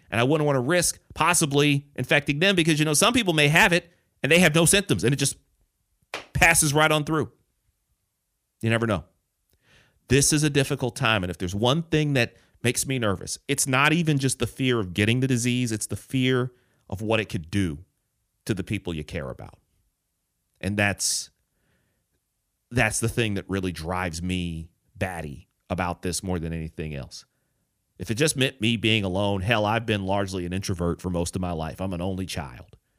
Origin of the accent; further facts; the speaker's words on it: Detroit, Michigan, United States; moved away; also born or lived in Chicago; Detroit, my hometown